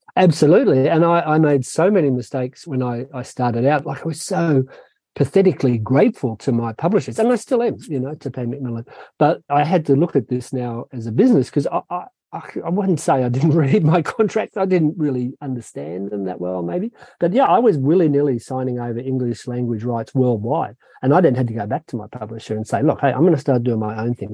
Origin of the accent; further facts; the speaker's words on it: Sydney, New South Wales, Australia; from the time I was a little boy growing up in Sydney in Australia